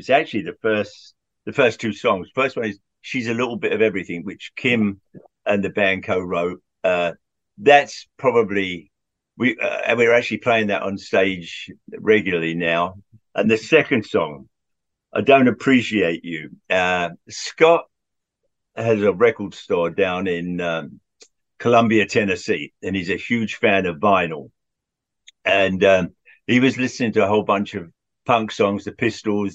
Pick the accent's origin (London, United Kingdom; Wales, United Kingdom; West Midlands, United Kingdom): London, United Kingdom; moved away as an adult; also born or lived in Wallingford, Oxfordshire; now in United States; I grew up in Southwest London, Hounslow, and then Central London